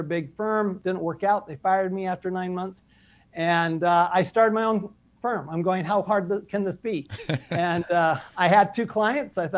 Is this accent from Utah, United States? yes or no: yes; Salt Lake City, Utah, United States; also born or lived in Paris, France / Texas; I grew up in Salt Lake City, Utah